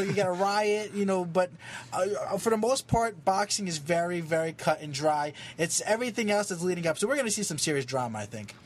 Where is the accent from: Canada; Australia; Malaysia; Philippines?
Philippines; I'm Filipino